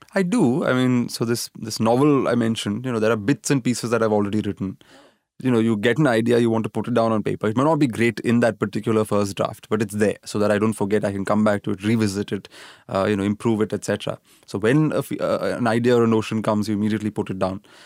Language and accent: English; Pune, Maharashtra, India; also born or lived in Kerala; I grew up in Pune, which is you know in Maharashtra